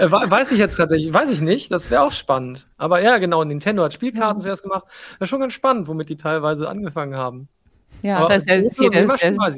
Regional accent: Hesse, Germany; komm aus der Nähe von Rüsselsheim. Da haben wir das ah. gelernt in der Schule

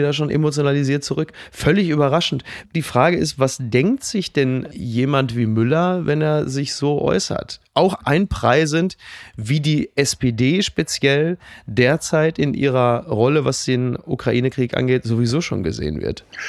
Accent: Castrop-Rauxel, North Rhine-Westphalia, Germany; In kastrop Brauxel, wo ich herkomme

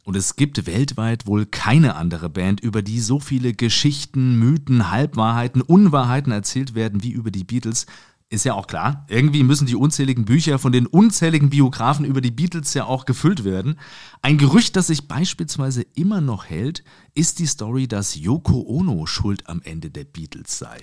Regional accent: Suhl, Thuringia, Germany; moved away as an adult; now in Mainz, Germany; geboren in Suhl in Thüringen. Ich bin allerdings jetzt seit mehr als 15 Jahren schon in Mainz

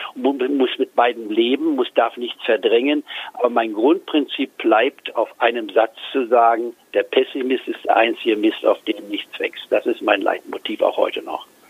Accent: Goslar, Lower Saxony, Germany; moved away as an adult; also born or lived in Leipzig / Tübingen / Edinburgh / Hamburg; bin dann im Goslar, der Reichsverein und Bauernstadt, nicht wahr, die über 1000 Jahre alt ist, aufgewachsen

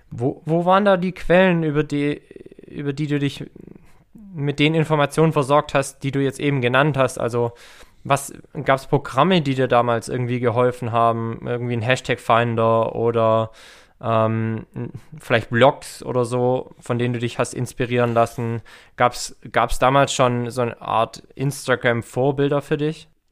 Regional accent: Herrenberg, Baden-Württemberg, Germany; in Herrenberg, also in meiner Heimatstadt

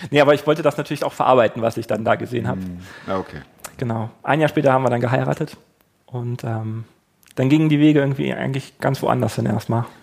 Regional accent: Germany; Wir haben das gelernt, wir sind äh, weiß, wir kommen aus Deutschland, wir haben eine Ahnung

